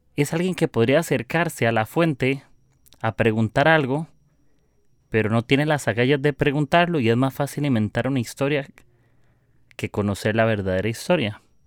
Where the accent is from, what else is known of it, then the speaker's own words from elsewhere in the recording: Costa Rica; soy de Costa Rica